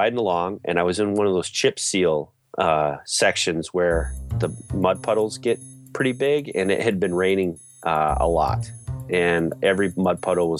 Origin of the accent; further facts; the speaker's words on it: Alaska, United States; born there; I was born in Alaska and have traveled extensively.